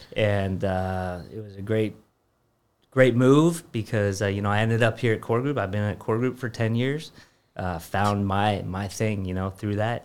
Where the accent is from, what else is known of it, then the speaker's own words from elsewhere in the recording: California, United States; moved away as an adult; I grew up in California